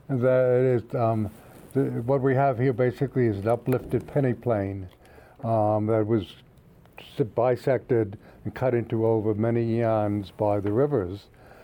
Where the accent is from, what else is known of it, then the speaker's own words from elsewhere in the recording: outside of New York City, New Jersey, United States; moved away as an adult; also born or lived in Chicago / California; now in Pittsburgh, United States; I grew up outside of in New Jersey, outside of New York City, but then I went to Chicago and lived there where I took my PhD at Northwestern. And then I taught in California for 6 years before I came to Pittsburgh.